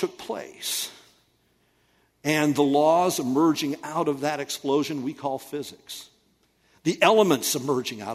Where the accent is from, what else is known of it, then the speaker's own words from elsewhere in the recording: United States; we, as American people